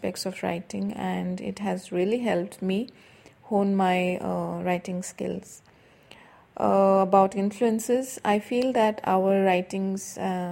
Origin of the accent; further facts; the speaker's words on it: Assam, India; now in Bangalore, India; I am from India, specifically from the state of Assam in the northeastern region of India